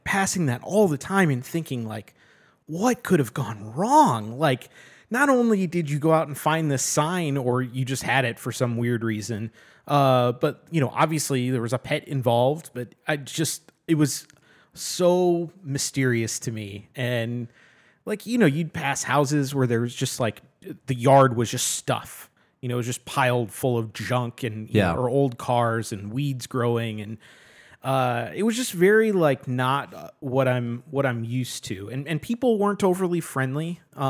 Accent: Dallas, Texas, United States; also born or lived in Milwaukee; so I grew up in Dallas, and then I spent some time in the suburbs of Milwaukee

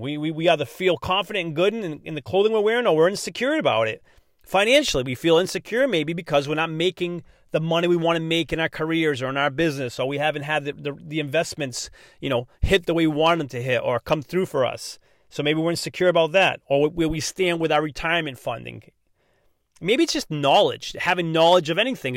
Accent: Massachusetts, United States; accent: non-rhotic Massachusetts; I'm from Massachusetts, so I already speak kinda funny, not pronouncing my R's.

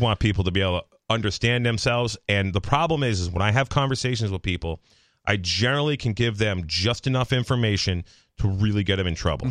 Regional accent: Massachusetts, United States; I'm from Massachusetts. Uh, like, literally fifty-eight miles from right here.

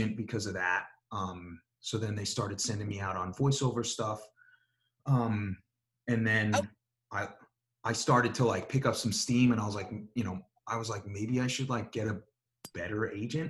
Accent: New York, United States; accent: a little New York; moved away; my regular accent, which is like a little New York

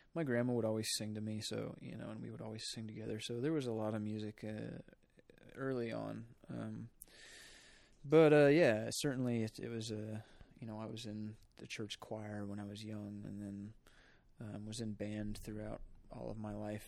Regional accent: Polo, Illinois, United States; I'm from northern Illinois, a small town called Polo

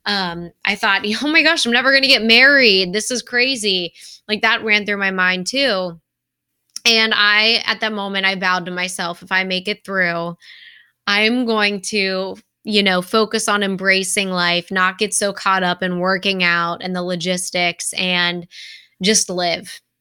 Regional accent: Cincinnati, Ohio, United States; moved away as an adult; also born or lived in Indianapolis / Rochester, Minnesota; this is my hometown

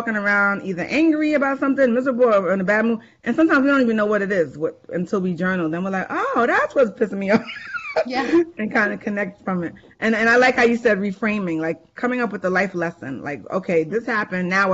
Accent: New York, United States; accent: New York; my New York accent.

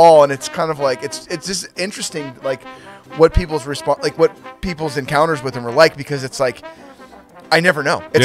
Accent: Santa Rosa, California, United States; moved away; also born or lived in Petaluma; Santa Rosa and Petaluma, that's like where I'm from

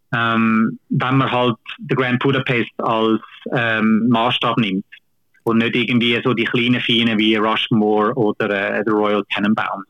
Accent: Switzerland; bei uns in Kinos

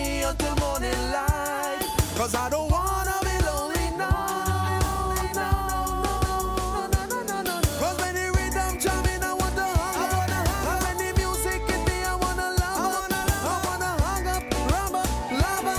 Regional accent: Seattle, Washington, United States; I'm from fucking, you know, Seattle

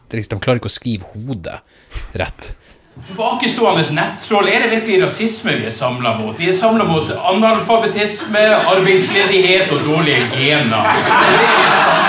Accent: Narvik, Nordland, Norway; moved away; hjembyen min

